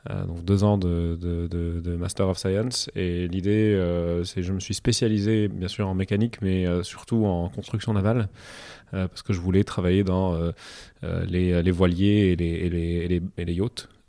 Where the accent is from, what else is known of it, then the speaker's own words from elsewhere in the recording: Cairo, Cairo Governorate, Egypt; moved away; je suis né au Caire